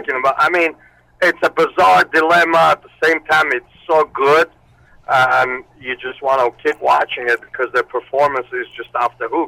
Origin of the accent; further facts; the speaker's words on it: Armenia; also born or lived in Moscow, Russia; now in United States; I was born in Armenia. I lived there, and then I moved to Russia